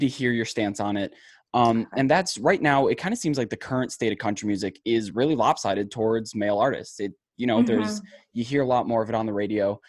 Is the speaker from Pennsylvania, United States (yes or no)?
no; Northeast Ohio, United States; now in Fort Worth, United States; I was born and raised in Northeast Ohio and I currently live in Fort Worth, Texas.